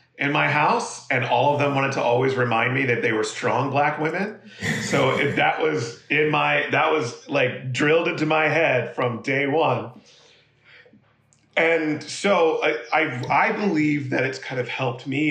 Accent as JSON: {"language": "English", "town": "Monterey", "region": "California", "country": "United States", "tie": "born or raised there", "also_born_or_lived": "Philadelphia, Pennsylvania", "moved": "yes", "said": "we moved when I was 2 or 3 years old to Monterey, California, Central California. And we lived there from when I was 3 years old to I was 11"}